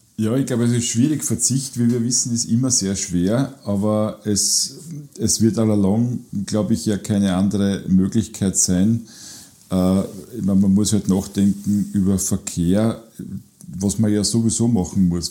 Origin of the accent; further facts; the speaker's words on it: Burgenland, Austria; bei uns im Burgenland